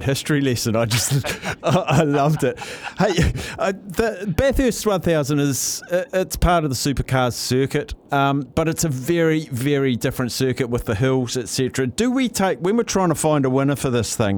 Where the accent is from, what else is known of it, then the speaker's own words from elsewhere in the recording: New Zealand; as a Kiwi